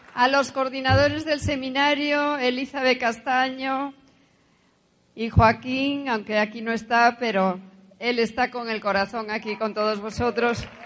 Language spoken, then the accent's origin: Spanish; Asturias, Spain; nací en España, en Asturias. Soy hija única, hija de un militar y una de casa. Eh, estudié en un colegio religioso.